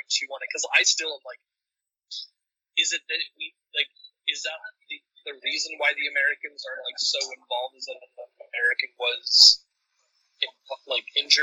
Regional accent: Chile; my home country, Chile

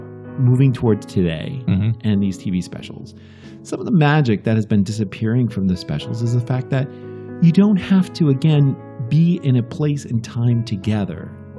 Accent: New York area, United States; we're from the New York area.

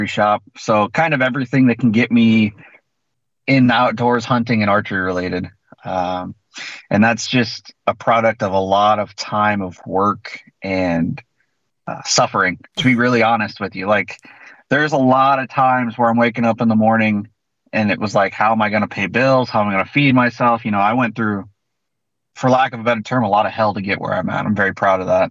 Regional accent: Central Illinois, United States; So I'm from Central Illinois. I'm the Midwest.

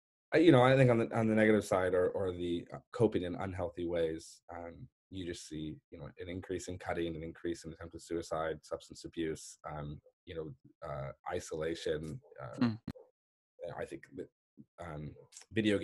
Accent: La Jolla, California, United States; I was born and raised in La Jolla

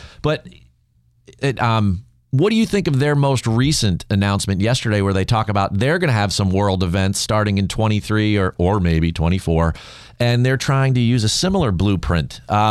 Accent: New Jersey, United States; I grew up in New Jersey, just outside the shadow of Manhattan.

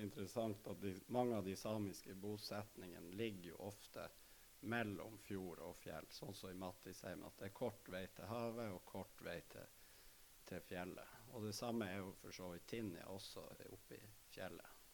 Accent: Narvik, Nordland, Norway; er født og oppvokst i Narvik

